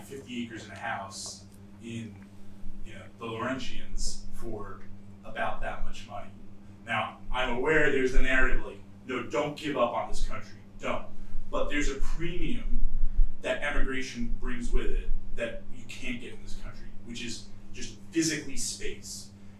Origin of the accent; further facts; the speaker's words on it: England, United Kingdom; born there; Despite my accent, I am actually British and I was born here. My dad raised me to think of myself as English.